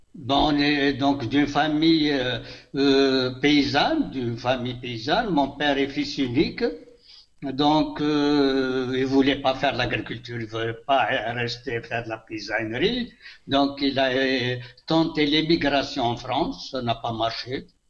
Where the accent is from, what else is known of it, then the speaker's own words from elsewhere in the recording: Elfley, near Béjaïa, Béjaïa Province, Algeria; Elfley, mais c'est mon village natal